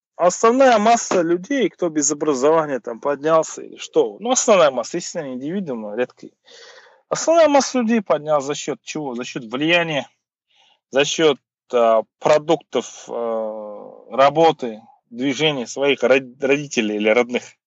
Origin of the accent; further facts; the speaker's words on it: Kazakhstan; у нас там Головкин есть, вот у нас там … есть